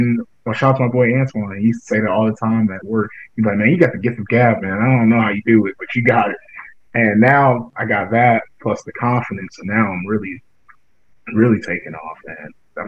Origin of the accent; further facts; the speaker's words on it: United States; growing up in Hart County